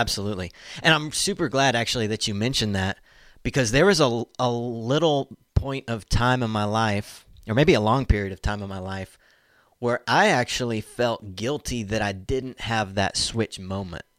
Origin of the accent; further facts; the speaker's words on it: Tulsa, Oklahoma, United States; moved away as an adult; also born or lived in Fayetteville; I'm from Tulsa, Oklahoma, born and raised